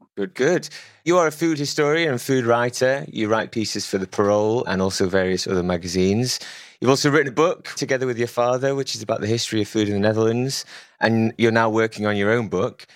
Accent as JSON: {"language": "English", "region": "England", "country": "United Kingdom", "said": "I'm English"}